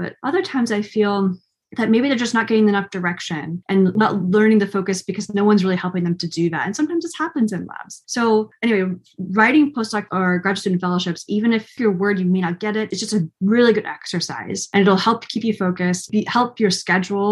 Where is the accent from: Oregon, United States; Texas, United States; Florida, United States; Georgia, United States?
Oregon, United States; moved away; I'm from Oregon originally, which is, you know, the west side of the United States, with lots of mountains and forests. And so I grew up camping and hiking.